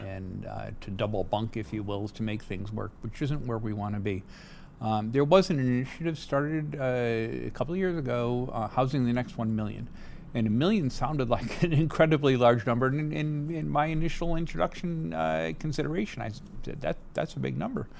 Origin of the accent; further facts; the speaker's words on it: New England, United States; moved away as an adult; also born or lived in Boston / United Kingdom / Germany; now in San Diego, United States; I uh, had the opportunity to be born in New England.